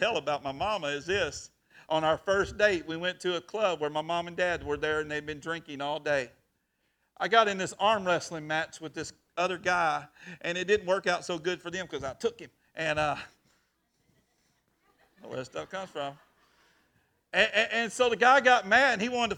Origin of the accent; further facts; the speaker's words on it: Chilton, Texas, United States; I grew up in Chilton, Texas